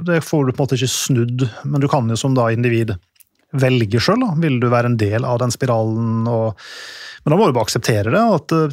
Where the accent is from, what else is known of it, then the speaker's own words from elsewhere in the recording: Norway; så vi kan jo kjøpe ut den jevne engelskmannen hvis vi har lyst til det, som nordmenn.